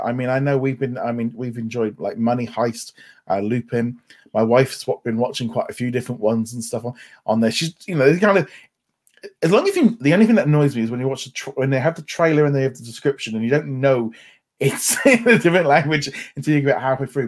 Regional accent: United Kingdom; we're two British people

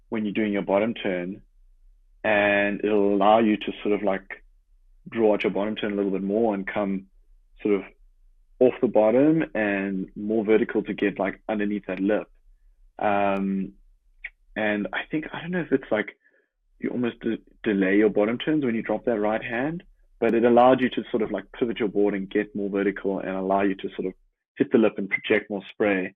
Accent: Jeffreys Bay, Eastern Cape, South Africa; growing up in Jeffreys Bay

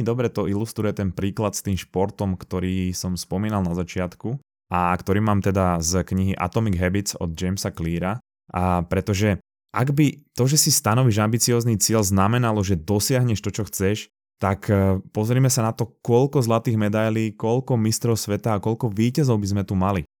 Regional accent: Slovakia

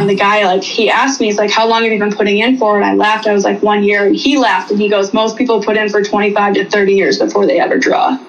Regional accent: Wisconsin, United States; moved away as an adult; also born or lived in Southeast Alaska; I grew up in Wisconsin.

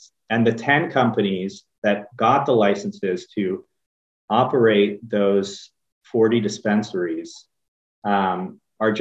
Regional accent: Pennsylvania, United States; I grew up in Pennsylvania and I still remember when I was a kid in the early 90s

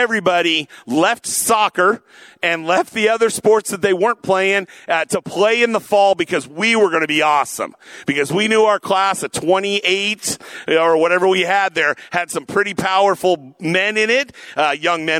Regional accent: Tacoma, Washington, United States; I grew up in the Tacoma area

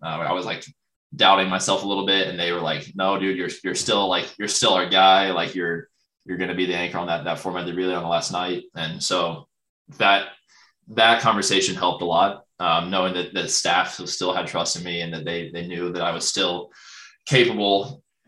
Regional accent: a small town in Ohio, United States; moved away; I go to my hometown, and it's like insane. I'm like from like a small town in Ohio

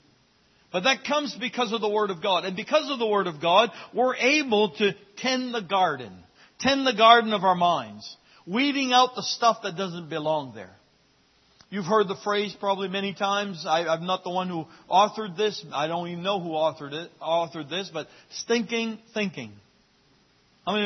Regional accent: Fort Kent, Maine, United States; As a young child growing up in Fort Kent

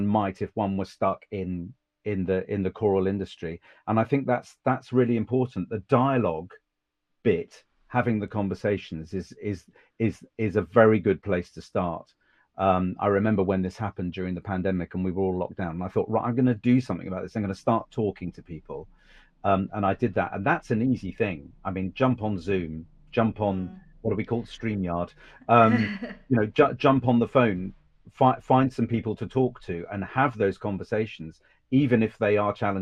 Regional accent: Suffolk, East of England, United Kingdom; also born or lived in Cambridge; I grew up in Suffolk with a nice middle class privileged family.

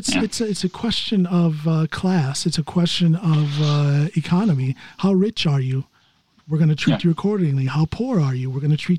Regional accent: United States; moved away as an adult; also born or lived in coastal northern Norway; now in Norway; I'm just an American who happens to live here. Everybody assumes that I have my Norwegian citizenship. I do not

